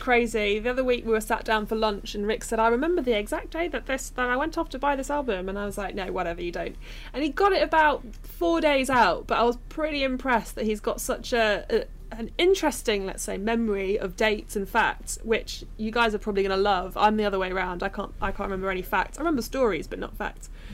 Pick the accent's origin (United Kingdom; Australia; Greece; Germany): United Kingdom; Midlands; I'm from the Midlands